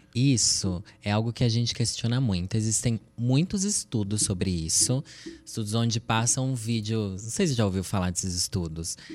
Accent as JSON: {"language": "Portuguese", "town": "Sorocaba", "region": "São Paulo", "country": "Brazil", "said": "Eu sou de Sorocaba, interior de São Paulo"}